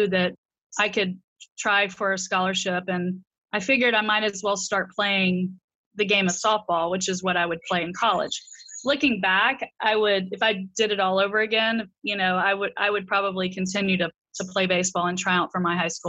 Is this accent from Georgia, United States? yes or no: yes; Albany, Georgia, United States; Yeah, and I'm from the South. I'm a Georgia peach through and through, but I don't really have much of an accent. But you know, it's Albany down there. You know, it's not Albany, New York. It's Albany, Georgia.